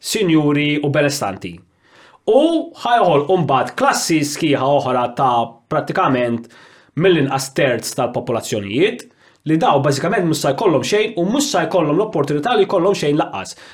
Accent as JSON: {"language": "Maltese", "country": "Malta"}